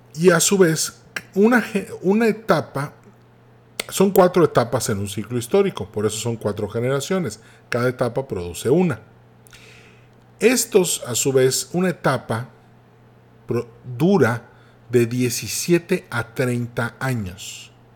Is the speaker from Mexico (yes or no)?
yes; Mexico